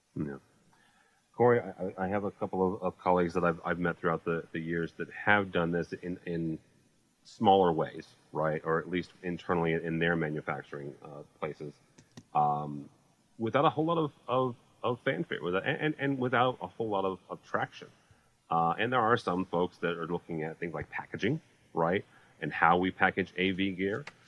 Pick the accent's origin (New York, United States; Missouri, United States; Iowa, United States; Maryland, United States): Missouri, United States; St. Louis; I'm from St. Louis.